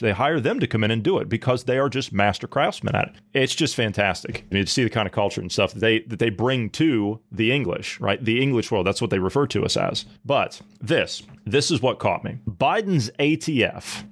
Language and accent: English; Ohio, United States; moved away; natively I come from Ohio, and Amish country is not too far from where I grew up